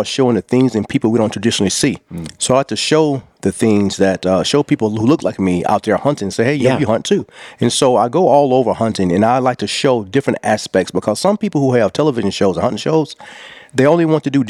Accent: Talladega, Alabama, United States; born and raised in Talladega, Alabama.

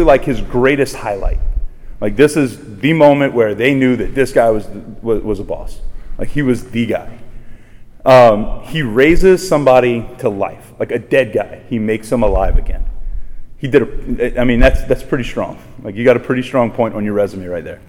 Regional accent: Raceland, Louisiana, United States; I'm from Raceland, just down the bayou. And when I was growing up, I grew up basically right across from my home parish, right across the street.

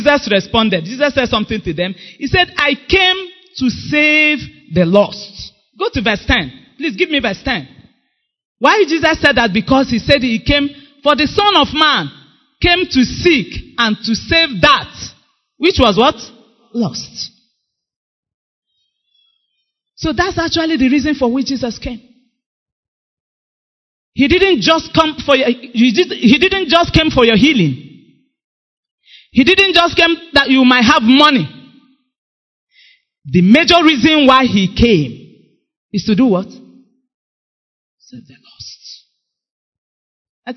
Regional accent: Item, Abia, Nigeria; now in Enugu, Nigeria; I came from Item.

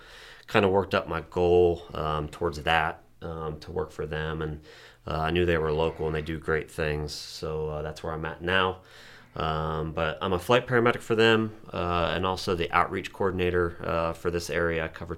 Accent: Reynoldsville, Pennsylvania, United States; many, many years ago, but I grew up in Reynoldsville. I ran with the Reynoldsville Ambulance when I was in high school.

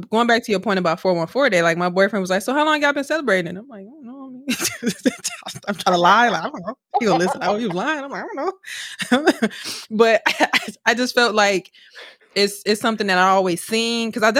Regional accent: Milwaukee, Wisconsin, United States; here. Like, my mama lived down the street.

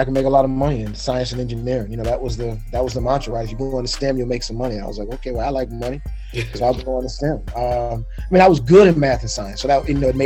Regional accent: Chicago, Illinois, United States; moved away as an adult; I am originally from Chicago, Illinois. I'm born and raised on the south side of Chicago

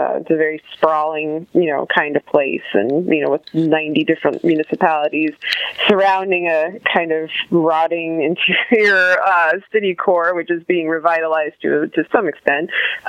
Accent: Meriden, Connecticut, United States; moved away as an adult; also born or lived in Bloomington, Indiana; now in St. Louis, United States; I grew up in Meriden, Connecticut, which is a city like about halfway between Hartford and New Haven, and I've lived in St. Louis for the last 12 years.

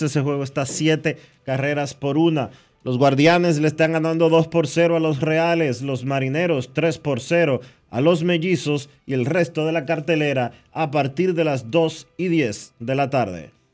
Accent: Dominican Republic; Nosotros como dominicanos

